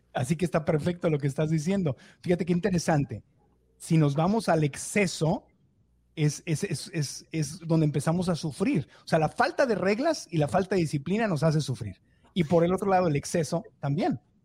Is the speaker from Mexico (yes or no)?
yes; Mexico; now in United States; yo crecí en México